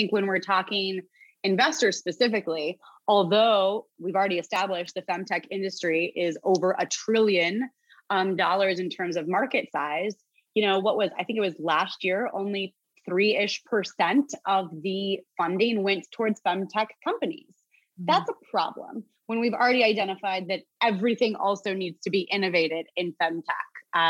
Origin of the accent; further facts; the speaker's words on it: New Jersey, United States; And I'm from Jersey and I don't give a F.